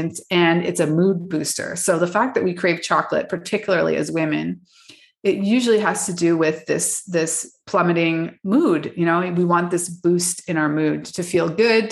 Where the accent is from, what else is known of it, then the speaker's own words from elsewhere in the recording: Canada; moved away; I'm actually from Canada